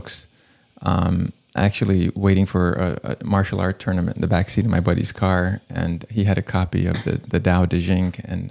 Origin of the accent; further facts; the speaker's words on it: Florida, United States; now in Los Angeles, United States; I grew up in Florida